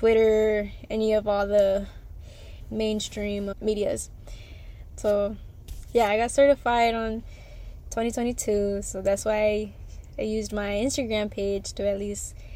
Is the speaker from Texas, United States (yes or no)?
yes; Houston, Texas, United States; I'm from Houston, Texas, on the north side.